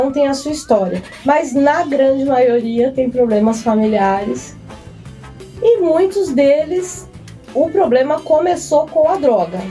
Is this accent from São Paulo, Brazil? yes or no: yes; São Paulo, Brazil; now in Resende, Brazil; eu sou paulistana